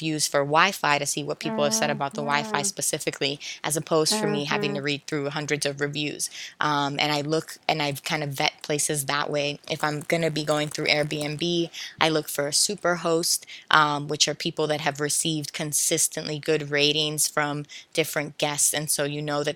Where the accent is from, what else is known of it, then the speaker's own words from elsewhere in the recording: Philadelphia, Pennsylvania, United States; I was growing up in Philadelphia